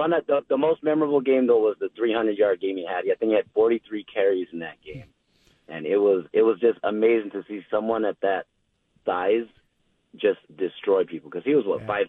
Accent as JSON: {"language": "English", "area": "Kauai", "region": "Hawaii", "country": "United States", "tie": "born or raised there", "moved": "yes", "lives_now": "Portland, United States", "said": "I was a UH fan growing up. I grew up on Kauai."}